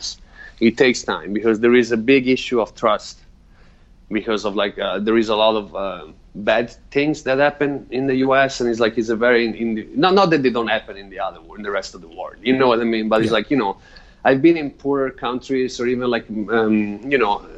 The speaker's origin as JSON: {"language": "English", "country": "Italy", "tie": "born or raised there", "moved": "yes", "said": "I grew up in Italy."}